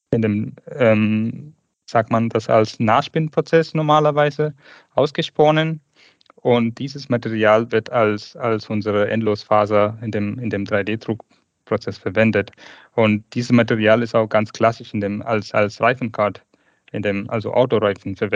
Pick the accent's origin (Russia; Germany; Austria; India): India; Tamil Nadu; German is a second language; Ich komme aus ursprünglich aus Indien, geboren in 1985 in dem Südindien, Tamil Nadu.